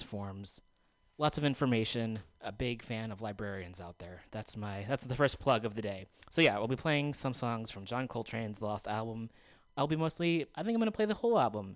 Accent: Bay Area, California, United States; growing up, even in the Bay Area for most of it

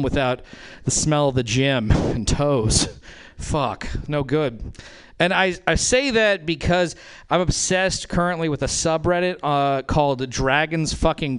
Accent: Reno, Nevada, United States; now in Oakland, United States; I'm originally from Reno, Nevada

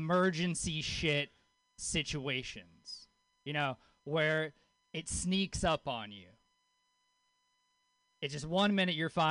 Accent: Louisiana, United States; I grew up in Louisiana. I grew up with a hippie mom in Louisiana

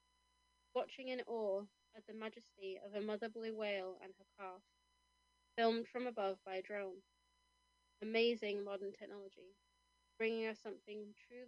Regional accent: Kendal, North West England, United Kingdom; moved away; the pub that I used to work in, the Shakespeare, in my hometown of Kendal

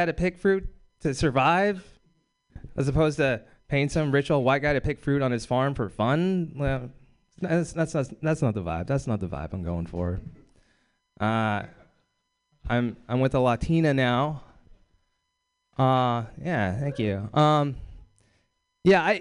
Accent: Bakersfield, California, United States; I'm from Bakersfield, California

